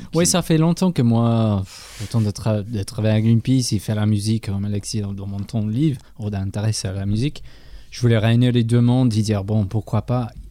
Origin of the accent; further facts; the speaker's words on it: England, United Kingdom; French is a second language; moved away; en Angleterre, je suis anglais